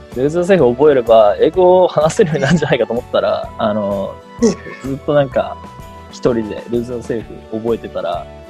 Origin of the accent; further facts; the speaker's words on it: Tokyo, Japan; 僕は東京の葛飾区出身で